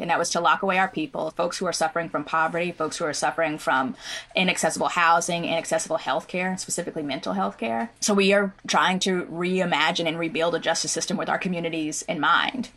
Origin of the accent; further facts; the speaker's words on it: Oklahoma, United States; my own growing up in Oklahoma